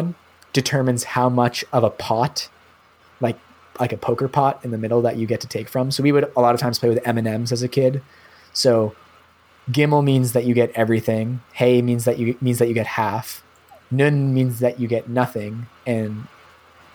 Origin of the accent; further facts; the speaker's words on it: New Hampshire, United States; also born or lived in Montreal / Toronto; now in Canada; New Hampshire, where I grew up